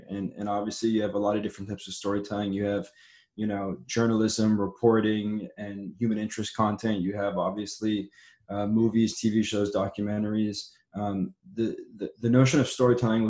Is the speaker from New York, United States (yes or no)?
no; Los Angeles, California, United States; also born or lived in San Diego; born and raised in Los Angeles